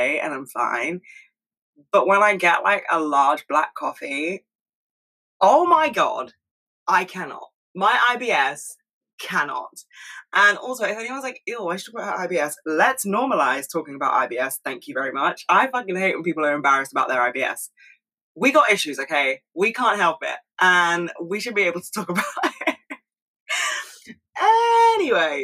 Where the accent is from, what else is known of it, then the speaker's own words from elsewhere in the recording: United Kingdom; as a Brit